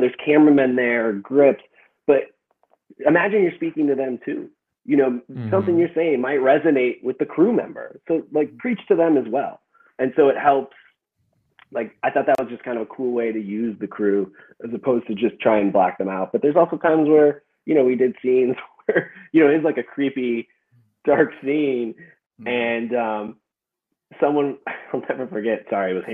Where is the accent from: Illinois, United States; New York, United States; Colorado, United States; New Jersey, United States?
Illinois, United States; Chicago; I was from Chicago